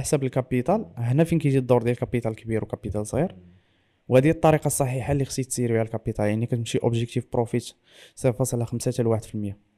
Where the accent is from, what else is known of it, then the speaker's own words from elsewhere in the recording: Morocco; انني انا مغربي